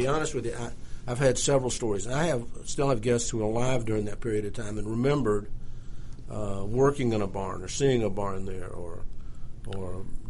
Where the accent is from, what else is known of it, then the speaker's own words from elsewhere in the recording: Atlanta, Georgia, United States; Now I'm an Atlantan. I grew up in Atlanta. I was born in Atlanta, and I went to Grady High School.